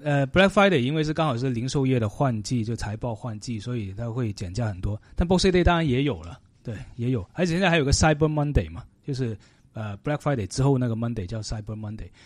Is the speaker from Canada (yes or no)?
yes; Canada; now in Vancouver, Canada; 对我们加拿大人来说是涨价了